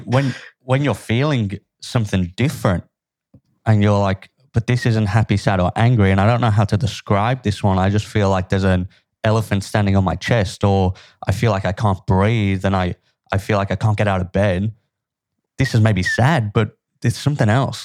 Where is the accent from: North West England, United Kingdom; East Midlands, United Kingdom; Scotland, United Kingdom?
North West England, United Kingdom; Liverpool; where I grew up was a, a pretty tough place to grow, grow up. I'm from Liverpool, in England